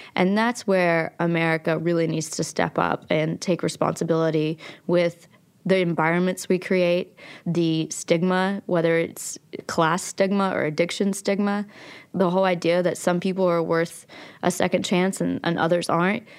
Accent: Logan, West Virginia, United States; also born or lived in Abingdon, Virginia; I was born in Abingdon, Virginia, and I grew up in Logan, West Virginia, And we moved twelve times before I was in sixth grade between those two towns.

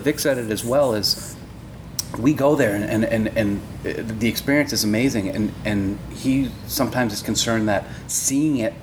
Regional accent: New England, United States; We're from New England.

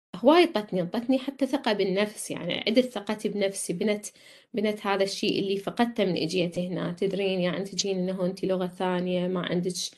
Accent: Iraq; moved away as an adult; now in Australia; كنت بالعراق

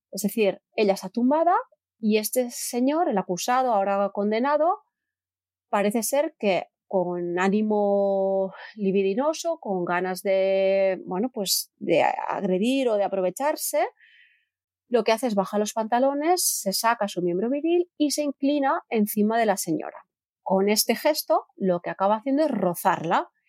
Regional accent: Terrassa, Catalonia, Spain; yo soy de Terrassa

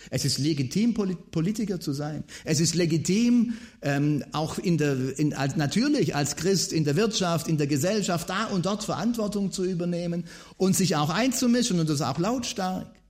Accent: Baden-Württemberg, Germany; Als Schwabe weiß man mit dem VfB Stuttgart, das funktioniert nicht.

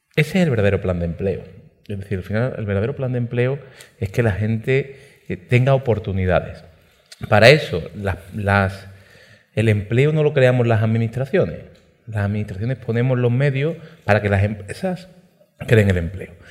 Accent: Málaga province, Andalusia, Spain; Málaga, en mi provincia

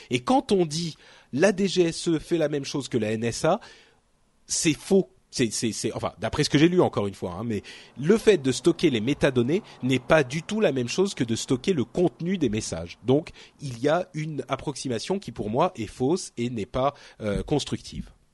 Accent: France; en tant que Français

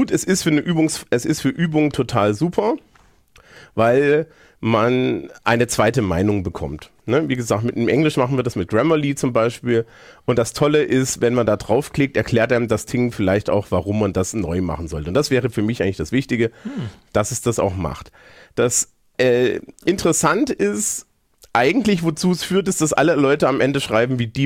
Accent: East Germany, Germany; Dieser, dieser ostdeutsche Lehrer heißt

